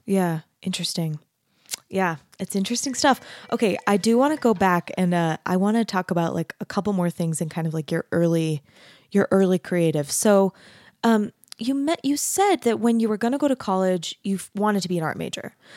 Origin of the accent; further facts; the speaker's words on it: Arizona, United States; I grew up in Arizona, which is even more of a grid than Utah is